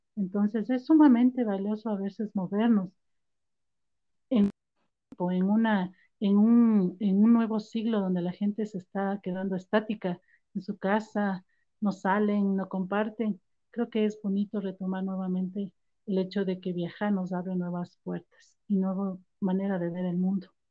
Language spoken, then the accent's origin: Spanish; Ambato, Tungurahua, Ecuador; now in Quito, Ecuador; yo soy ambateña, nací en Ambato y en el 85 mi primer gran viaje aquí a Quito. Mi mami nos trajo en el tren